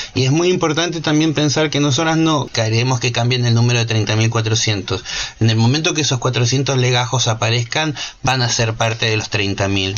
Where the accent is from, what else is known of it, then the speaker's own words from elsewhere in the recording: Argentina; moved away as an adult; also born or lived in United States; me había escapado de Argentina vendiendo mis cosas y comprándome un pasaje en un avión